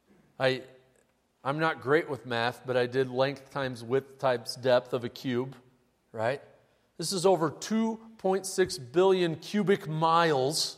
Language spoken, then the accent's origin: English; Midwest, United States; growing up in the Midwest